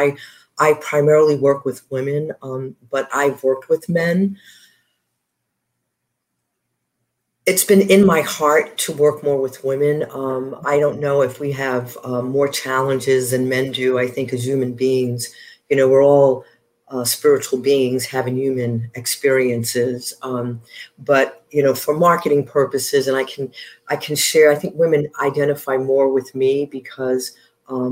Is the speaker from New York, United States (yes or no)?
yes; New York City, New York, United States; moved away as an adult; also born or lived in Honduras / South Bend, Indiana; I am a native New Yorker